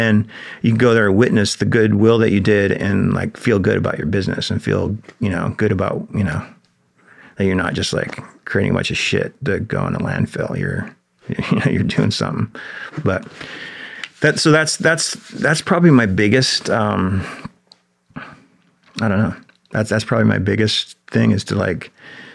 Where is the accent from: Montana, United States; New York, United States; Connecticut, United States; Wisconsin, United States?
Montana, United States; Big Sandy; building a park in my hometown in Big Sandy